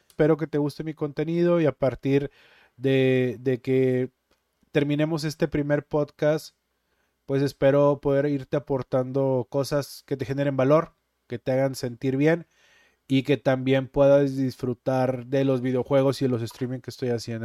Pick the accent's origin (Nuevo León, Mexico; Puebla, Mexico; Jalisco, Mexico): Nuevo León, Mexico; Monterrey; also born or lived in Guadalupe, Nuevo León; Originario de Monterrey, Nuevo León